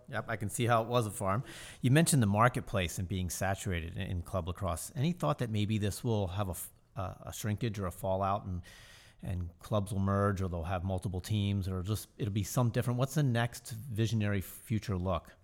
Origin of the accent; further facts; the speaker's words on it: Baltimore, Maryland, United States; growing up in Baltimore